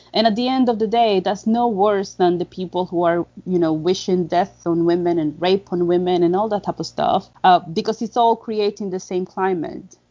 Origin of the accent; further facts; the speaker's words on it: Dominican Republic; I'm from the Dominican Republic